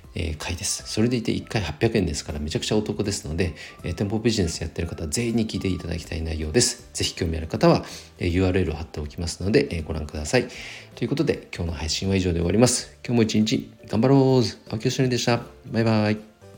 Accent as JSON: {"language": "Japanese", "region": "Nagano", "country": "Japan", "tie": "born or raised there", "said": "長野市はね、もともと出身なので"}